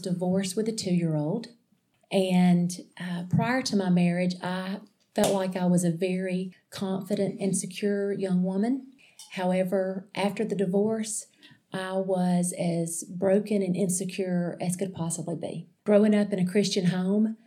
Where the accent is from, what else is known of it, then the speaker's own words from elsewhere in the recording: Alexander City, Alabama, United States; I grew up in Alexander City, Alabama